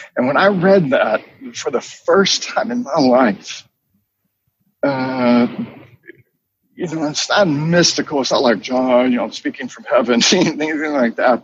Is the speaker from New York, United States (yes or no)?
no; Charlotte, North Carolina, United States; I grew up in North Carolina in Charlotte